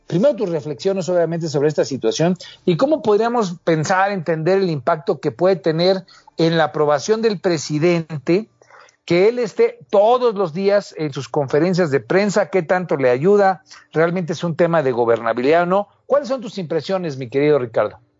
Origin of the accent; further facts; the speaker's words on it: Mexico; como mexicanos